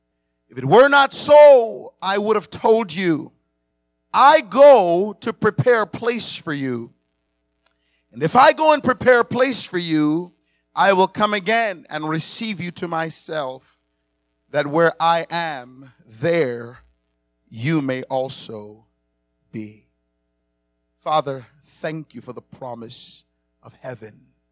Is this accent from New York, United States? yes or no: no; Miami, Florida, United States; also born or lived in Montego Bay, Jamaica; I was reminded of when I was growing up in Miami. I was born in Montego Bay, Jamaica. I came to America at the age of 11 in 1987. I moved to Miami at that time.